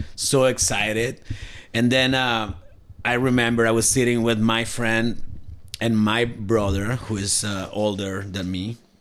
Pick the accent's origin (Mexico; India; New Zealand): Mexico; Cuernavaca, Morelos; moved away as an adult; now in Alberta, Canada; i'm from mexico and my hometown it's called cuernavaca